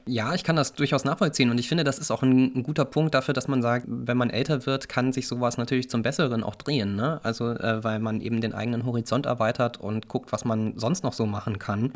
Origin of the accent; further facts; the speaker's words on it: Northern Germany, Germany; moved away; ich auch als Norddeutscher